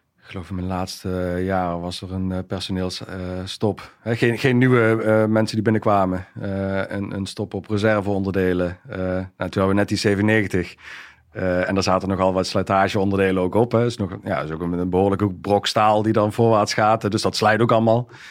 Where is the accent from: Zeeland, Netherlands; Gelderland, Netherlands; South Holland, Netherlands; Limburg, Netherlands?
Limburg, Netherlands; Wijnandsrade; opgegroeid in Zuid-Limburg. Um, ja, geboren in een klein dorpje, Wijnandschade.